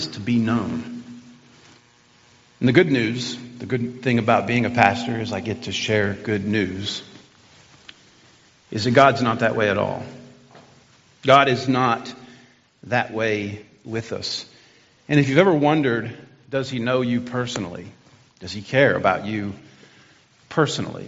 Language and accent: English; United States; now in Boyne City, United States; We've been up here from Arkansas and Alabama.